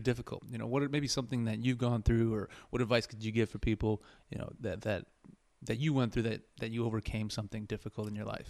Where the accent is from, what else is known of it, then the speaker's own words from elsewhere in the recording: Chicago, Illinois, United States; first language Spanish; English is a second language; I'm from Chicago originally